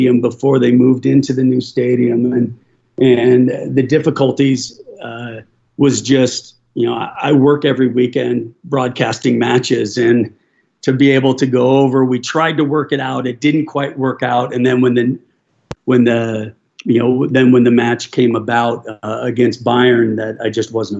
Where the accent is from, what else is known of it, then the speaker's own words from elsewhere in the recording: United States; moved away as an adult; also born or lived in England / Spain / Germany; as an American